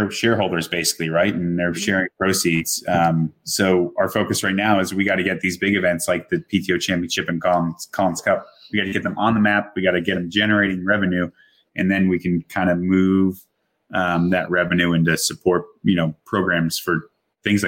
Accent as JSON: {"language": "English", "country": "Ireland", "said": "I'm Irish."}